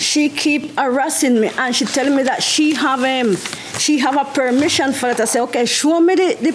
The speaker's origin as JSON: {"language": "English", "country": "Costa Rica", "said": "Costa Rica."}